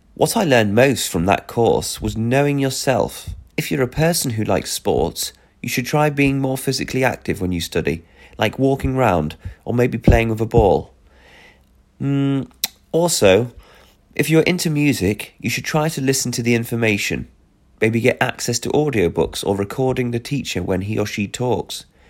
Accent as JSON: {"language": "English", "town": "Belfast", "region": "Northern Ireland", "country": "United Kingdom", "moved": "as an adult", "lives_now": "Östersund, Sweden", "said": "I'm from Belfast in the UK"}